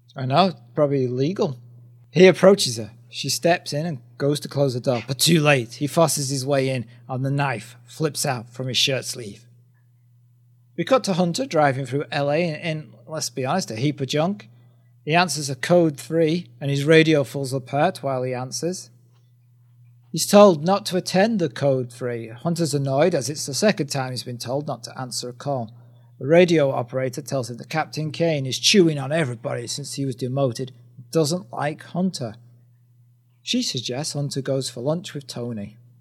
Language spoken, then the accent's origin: English; United Kingdom; we're, we're two British guys